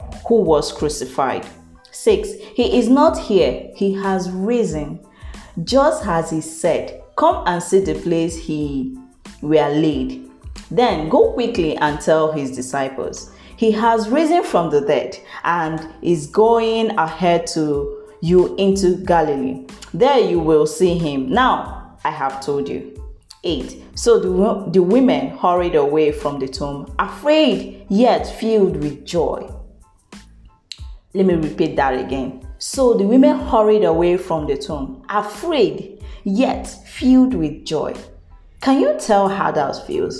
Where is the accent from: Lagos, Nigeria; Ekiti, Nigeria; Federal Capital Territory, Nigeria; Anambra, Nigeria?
Anambra, Nigeria; now in Enugu, Nigeria; I am from Anambra State, if you don't know. Yes. I am from Agukunri precisely